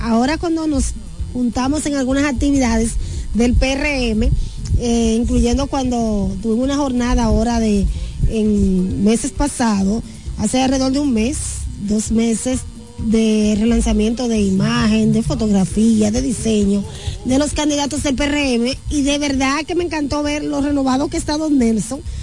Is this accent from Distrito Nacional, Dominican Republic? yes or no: no; La Romana, Dominican Republic; yo soy orgullosamente de La Romana, del pueblo que es dulce como la caña y caliente como el sol.